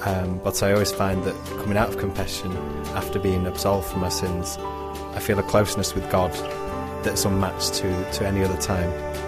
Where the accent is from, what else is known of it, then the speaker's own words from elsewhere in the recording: Manchester, North West England, United Kingdom; I'm 20 and I'm from Manchester in the UK.